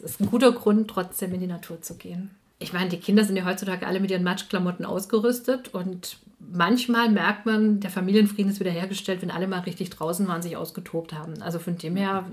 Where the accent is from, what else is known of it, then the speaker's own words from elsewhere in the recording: south-western Swabian Jura, Baden-Württemberg, Germany; Südwesten. Ich komme ja auch aus der Ecke